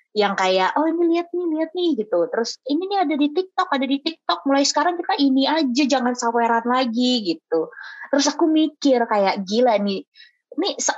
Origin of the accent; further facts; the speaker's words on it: Manado, North Sulawesi, Indonesia; aku orang Manado jadi mm. kayak Bapesta tuh Bapesta gitu